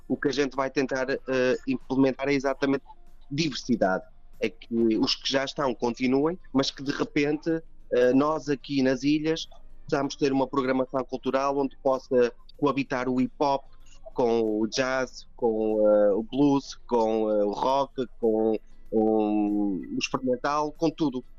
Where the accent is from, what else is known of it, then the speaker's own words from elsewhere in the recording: Trás-os-Montes, Norte, Portugal; moved away as an adult; now in Azores, Portugal; eu sou transmontano